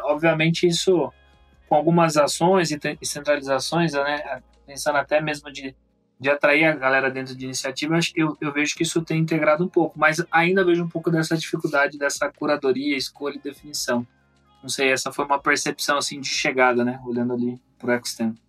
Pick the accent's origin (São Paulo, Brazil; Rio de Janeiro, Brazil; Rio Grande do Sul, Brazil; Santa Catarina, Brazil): São Paulo, Brazil; Campinas; Falar aqui por Campinas, que basicamente foi onde eu nasci